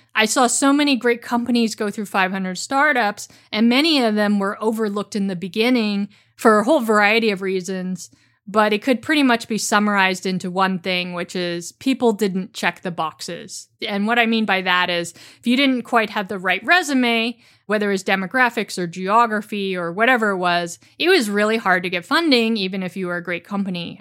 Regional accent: San Francisco Bay Area, California, United States; I grew up in the San Francisco Bay Area

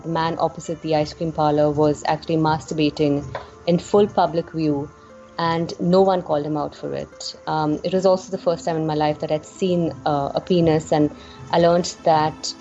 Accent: India; as Indian women

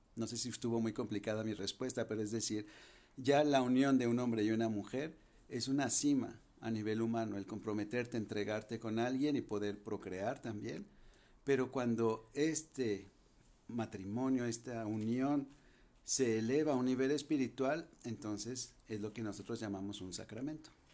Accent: Guadalajara, Jalisco, Mexico; also born or lived in France; yo soy de Guadalajara

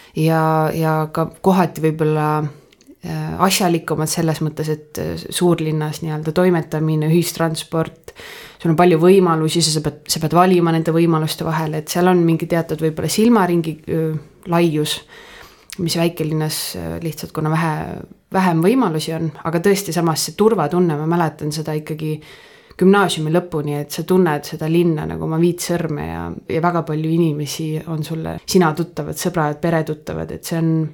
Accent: Põltsamaa, Jõgeva County, Estonia; moved away as an adult; ma olen Põltsamaalt

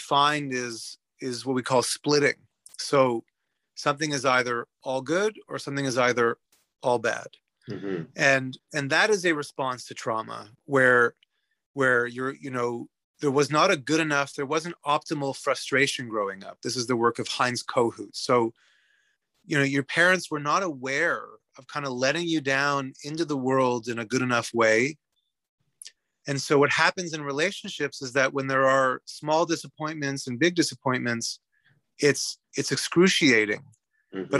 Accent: Canada; moved away as an adult; now in Sweden; I emigrated from Canada to Sweden 3 years ago

